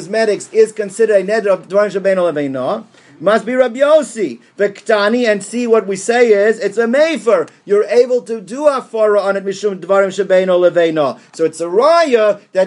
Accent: Columbus, Ohio, United States; when I was growing up in Columbus

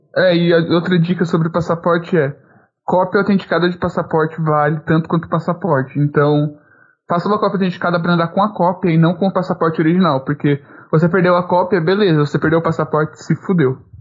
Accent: Brazil; eu me reafirmei como brasileiro

